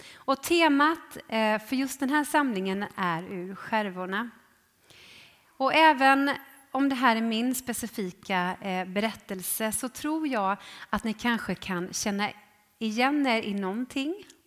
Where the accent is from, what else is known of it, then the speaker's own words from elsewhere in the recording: Jönköping, Jönköping County, Sweden; jag är ju född i Jönköping. I, eh, ja, egentligen i eh, Ljungarum, men eh, uppväxt i Trånghalla